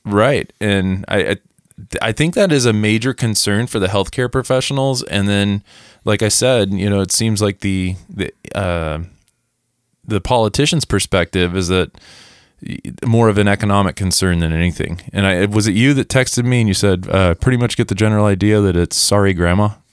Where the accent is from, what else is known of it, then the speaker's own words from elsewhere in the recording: Missouri, United States; moved away; we are from Missouri